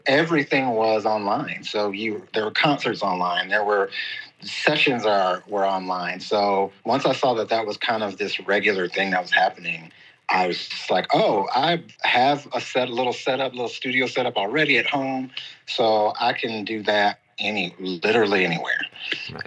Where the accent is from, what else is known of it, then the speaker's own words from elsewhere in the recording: Kansas City, Missouri, United States; moved away as an adult; also born or lived in Los Angeles; now in Mexico; I am originally from Kansas City, and then I moved to Los Angeles to pursue uh, music full time and ended up in Mexico